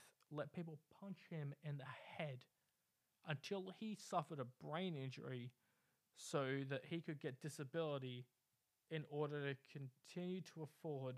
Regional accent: Bunbury, Western Australia, Australia; a guy I grew up with in Bunbury

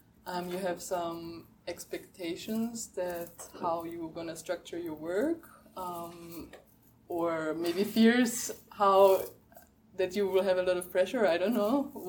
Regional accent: Spain; English is a second language; we're all are from Spain

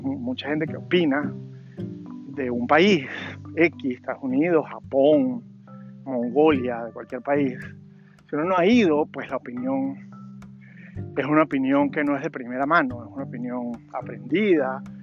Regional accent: Mérida, Venezuela; moved away as an adult; now in Virginia, United States; todo eso fue en Mérida también, ¿no? Ahí me crié

